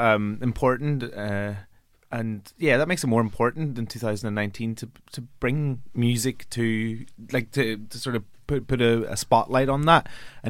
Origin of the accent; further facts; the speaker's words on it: Ireland; I'm Irish.